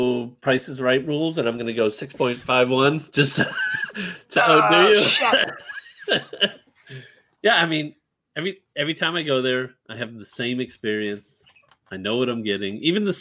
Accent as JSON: {"language": "English", "region": "New England", "country": "United States", "moved": "yes", "lives_now": "Houston, United States", "said": "I'm originally from New England"}